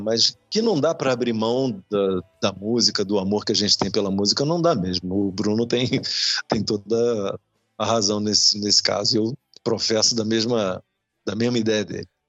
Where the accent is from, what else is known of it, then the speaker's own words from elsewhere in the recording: Leme, São Paulo, Brazil; Leme, estamos falando de Leme, interior de São Paulo, ali perto de Araras, é, Pirassununga. Eu nasci ali